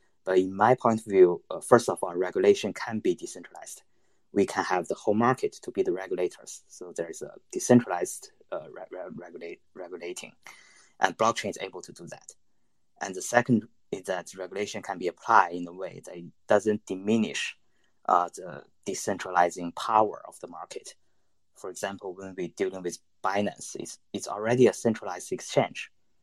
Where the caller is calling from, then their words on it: China; I'm connecting from mainland China. I think my connection might not be that stable.